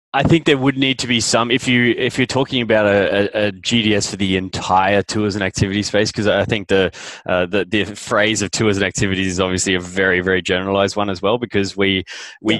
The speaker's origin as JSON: {"language": "English", "country": "Australia", "also_born_or_lived": "London", "moved": "as an adult", "said": "I'm an Aussie"}